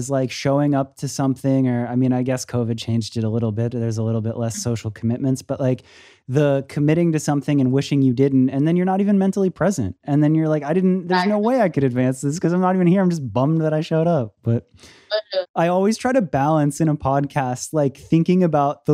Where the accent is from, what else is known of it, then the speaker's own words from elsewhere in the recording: Florida, United States; now in Los Angeles, United States; I'm originally from Florida